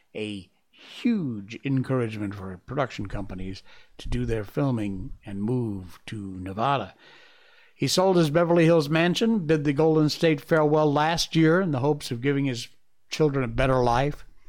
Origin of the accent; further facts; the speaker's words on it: Malaysia; my home country, Malaysia